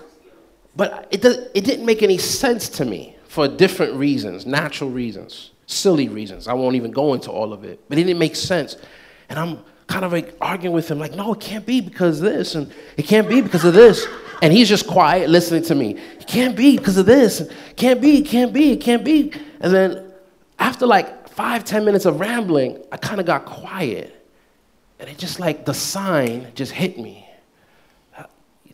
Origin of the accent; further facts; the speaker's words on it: United States; I'm Black American too, because I was born in this country, but I came from a Haitian background.